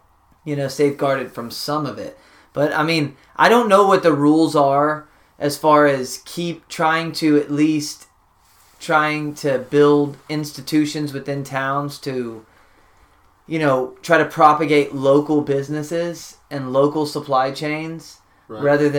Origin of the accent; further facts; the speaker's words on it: Castroville, Texas, United States; born or raised there